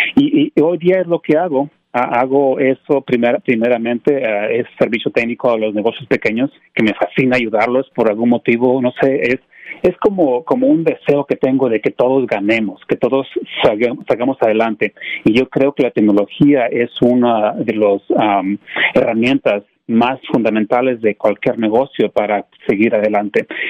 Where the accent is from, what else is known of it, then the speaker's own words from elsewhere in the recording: Mexico; moved away as an adult; now in United States; sí, soy mexicano, nací en México y este me vine para los Estados Unidos ah, en el 97, tenía como unos 20, 21 años. y Yo Estudié en México